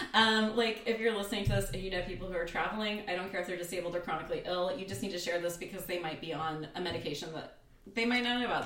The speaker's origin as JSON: {"language": "English", "country": "United States"}